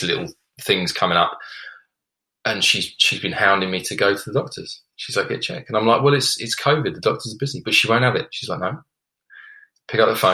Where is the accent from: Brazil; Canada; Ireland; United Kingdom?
United Kingdom; being a British male